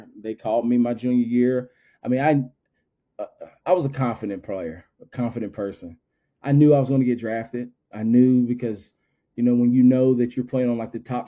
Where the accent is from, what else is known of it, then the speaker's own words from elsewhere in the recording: Winston-Salem, North Carolina, United States; in my hometown